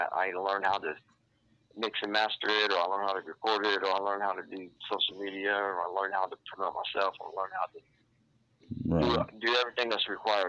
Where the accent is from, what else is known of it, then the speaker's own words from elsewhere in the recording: Piqua, Ohio, United States; I grew up in Piqua, Ohio. It's a little city or a little town close to Dayton, Ohio.